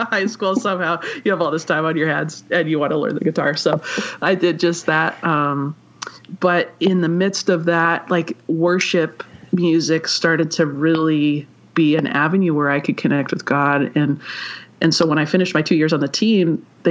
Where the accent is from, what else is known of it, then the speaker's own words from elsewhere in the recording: Vancouver, British Columbia, Canada; I am from Vancouver, British Columbia, so I'm Canadian.